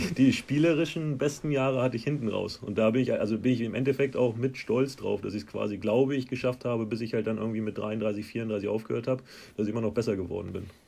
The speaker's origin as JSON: {"language": "German", "town": "Hanover", "region": "Lower Saxony", "country": "Germany", "moved": "as an adult", "lives_now": "Scotland, United Kingdom", "said": "so rund um Hannover, wo ich herkomme"}